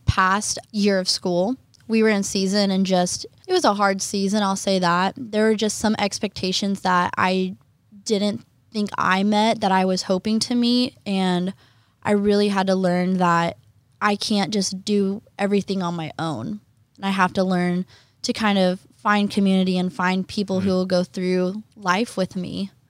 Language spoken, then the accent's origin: English; Oklahoma, United States; moved away as an adult; I'm from Oklahoma.